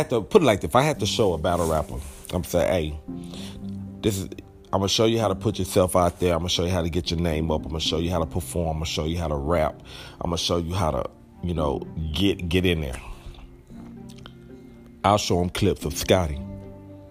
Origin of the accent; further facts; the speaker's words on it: Texas, United States; I'm from Texas